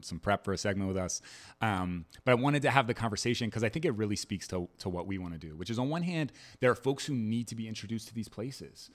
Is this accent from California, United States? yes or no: no; Maryland, United States; also born or lived in New Orleans, Louisiana; now in Camden, United States; I'm a Maryland native, a Camden resident, and a New Orleanian at heart